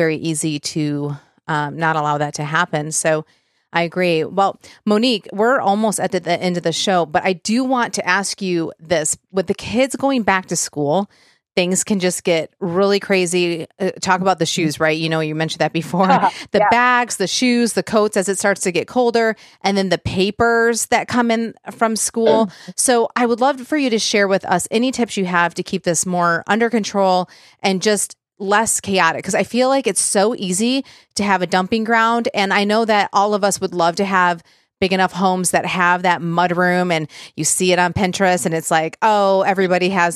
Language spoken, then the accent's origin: English; Michigan, United States; now in Nashville, United States; here in Nashville, but we're from Michigan